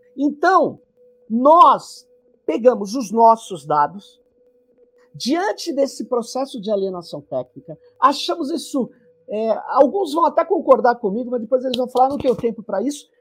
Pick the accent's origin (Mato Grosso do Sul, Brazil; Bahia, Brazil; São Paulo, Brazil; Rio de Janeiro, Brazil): São Paulo, Brazil; Sou de São Paulo